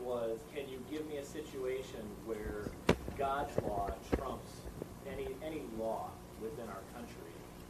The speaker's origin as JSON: {"language": "English", "region": "Iowa", "country": "United States", "tie": "born or raised there", "said": "I'm an atheist voter. I'm not planted here. I am born and raised in Iowa."}